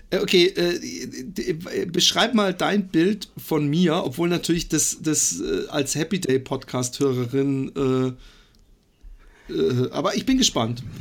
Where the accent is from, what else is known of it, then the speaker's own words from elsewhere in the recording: Karlsruhe, Baden-Württemberg, Germany; aus Karlsruhe ah, ursprünglich.